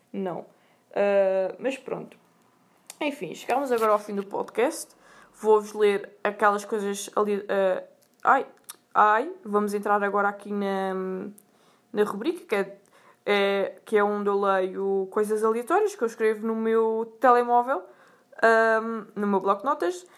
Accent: Sintra, Lisbon, Portugal; eu sou de Sintra.

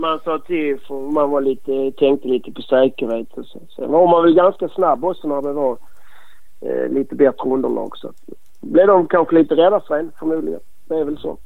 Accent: Malmö, Skåne, Sweden; accent: skånska; now in Bromölla, Sweden; Jag är väl mer Malmöbo

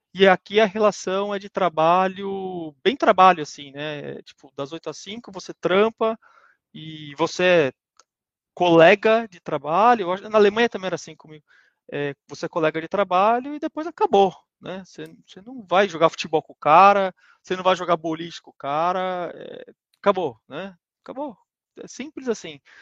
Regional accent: Brazil; moved away as an adult; also born or lived in Germany; nós como brasileiros

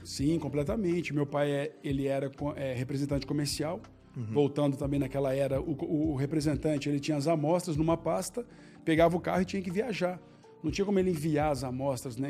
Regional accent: Belo Horizonte, Minas Gerais, Brazil; eu nasci em Belo Horizonte

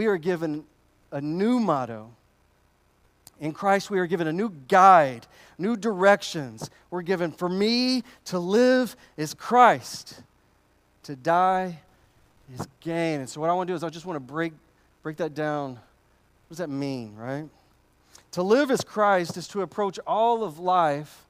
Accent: United States; As an American, in my American culture of pull yourself up by your bootstraps

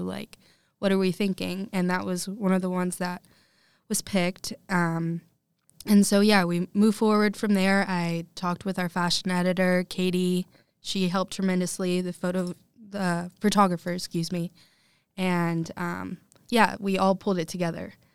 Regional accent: Lexington, Kentucky, United States; I'm from Lexington, born and raised

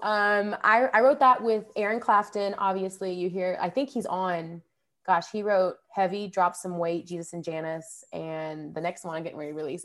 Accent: Rogers, Arkansas, United States; also born or lived in Fayetteville, Arkansas; I grew up in Rogers, Arkansas, which is the next town over

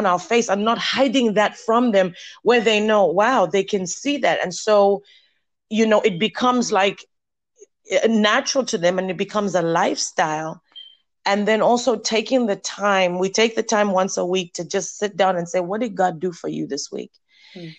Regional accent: Zambia; moved away as an adult; now in United States; Before I came to the U.S., I think it's 21 years ago now. I'm originally from Zambia, Africa

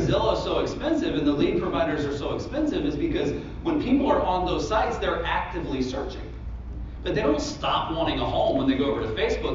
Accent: Central Florida, United States; I'm from Central Florida, so in Orlando

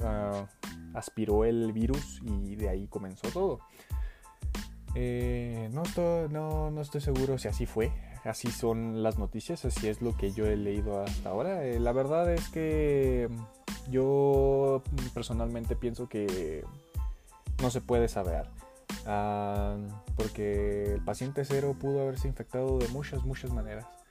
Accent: Mexico; en mi país, que es México

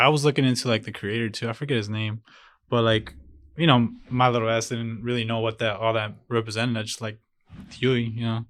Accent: Chicago, Illinois, United States; born or raised there; first language Spanish; English is a second language; also born or lived in Jalisco, Mexico

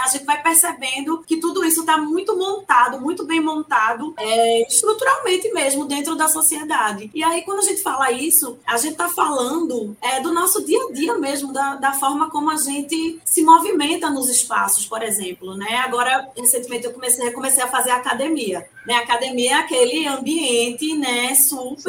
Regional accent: Recife, Pernambuco, Brazil; Eu sou uma pessoa muito carnavalesca, como uma boa recifense

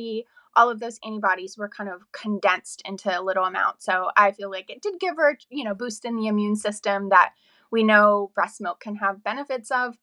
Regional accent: north of Pittsburgh, Western Pennsylvania, United States; moved away as an adult; also born or lived in Alexandria, Virginia; now in Montclair, Virginia, United States; I am from Western Pennsylvania, kind of north of Pittsburgh area, small town girl.

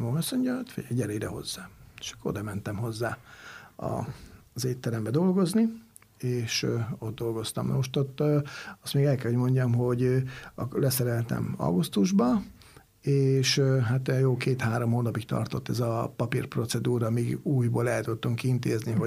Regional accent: Hungary; also born or lived in Italy; én Magyarországról

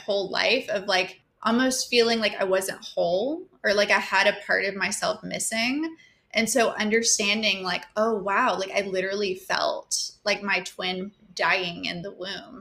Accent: Georgia, United States; also born or lived in New York; I have mostly lived in Georgia in my whole life

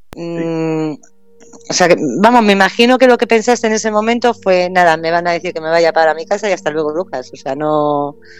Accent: Castilla-La Mancha, Spain; por ser manchega

